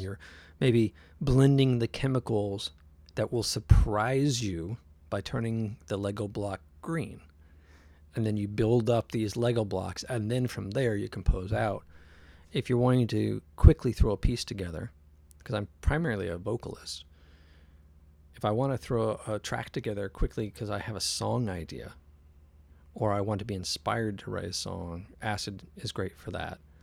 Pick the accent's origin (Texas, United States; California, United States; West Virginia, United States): California, United States; San Jose; also born or lived in Oakland; I grew up in the South Bay in San Jose